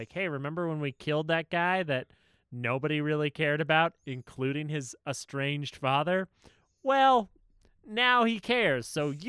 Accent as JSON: {"language": "English", "region": "Georgia", "country": "United States", "said": "I'm cold as shit out here. I'm from Georgia. I don't know how to handle this."}